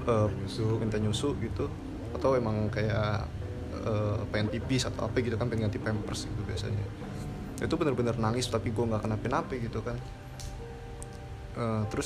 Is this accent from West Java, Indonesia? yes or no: yes; Pondok Gede, West Java, Indonesia; gue waktu kecil tuh punya rumah di daerah Pondok Gede yang dulu kan Pondok Gede belum banyak bangunan pak